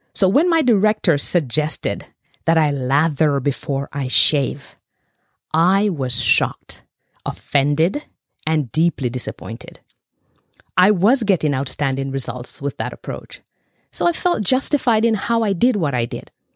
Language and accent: English; Jamaica; I was born and bred in Jamaica, raised by a village anchored by a pack of powerful matriarchs